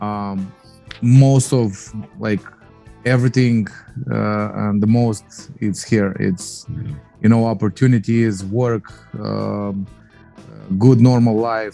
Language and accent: English; Moldova; moved away as an adult; now in United States; is a Polish last name, but I was born in Moldova.